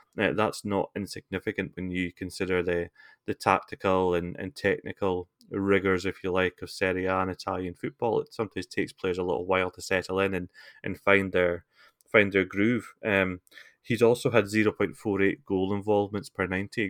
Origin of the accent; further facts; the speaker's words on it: Scotland, United Kingdom; I'm not a Scotsman